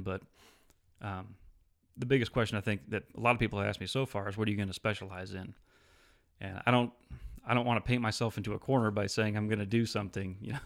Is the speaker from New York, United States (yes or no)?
no; Alpena, Michigan, United States; moved away as an adult; I actually grew up in a small town called Alpena in northern Michigan